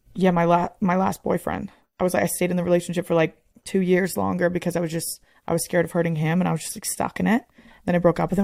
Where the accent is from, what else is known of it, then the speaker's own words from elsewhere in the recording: Northeast, United States; I'm literally like from the Northeast